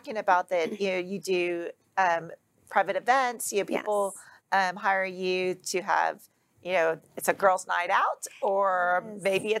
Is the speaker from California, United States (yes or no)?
no; Texas, United States; Being a Texan.